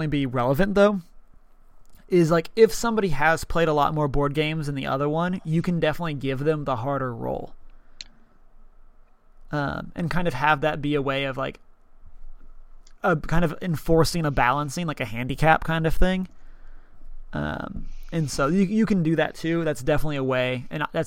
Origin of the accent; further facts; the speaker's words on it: Texas, United States; I'm from Texas